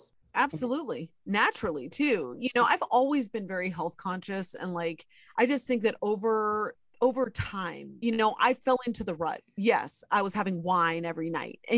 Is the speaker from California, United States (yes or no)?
no; Ohio, United States; born or raised there